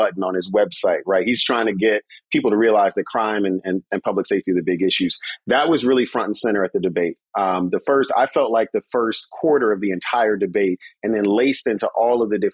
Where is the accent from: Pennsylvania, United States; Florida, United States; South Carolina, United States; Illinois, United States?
Illinois, United States; Chicago; growing up in Garfield Park in Lawndale